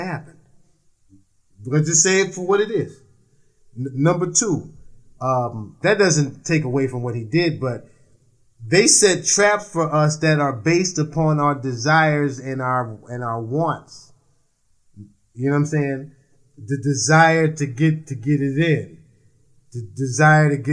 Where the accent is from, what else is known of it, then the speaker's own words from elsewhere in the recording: United States; also born or lived in New York; now in Washington, D.C., United States; I'm from Jersey and New York